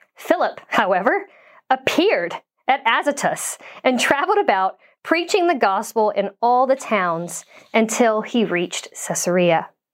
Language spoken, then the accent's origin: English; Southern United States, United States; moved away as an adult; now in New Zealand; as an American growing up, uh, a lot of our narrative, at least speaking as a, a white Southern American woman